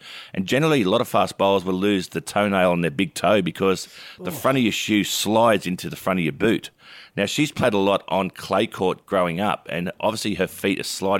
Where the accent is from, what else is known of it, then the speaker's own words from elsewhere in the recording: Australia; as an Aussie